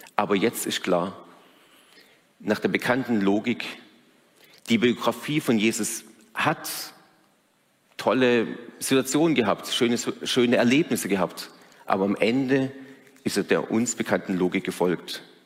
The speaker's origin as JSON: {"language": "German", "country": "Germany", "said": "als Deutsche"}